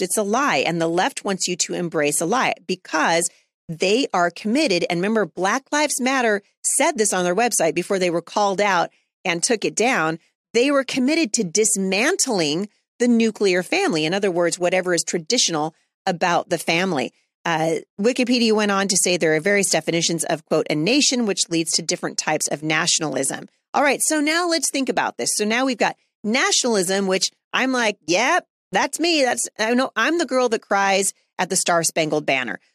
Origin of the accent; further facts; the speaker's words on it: United States; As an American, as a citizen of the United States